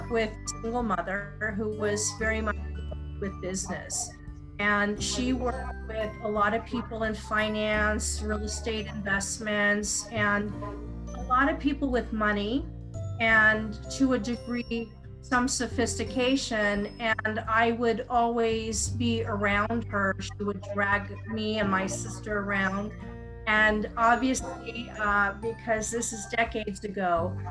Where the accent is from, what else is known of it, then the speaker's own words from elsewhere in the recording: United States; I'm an American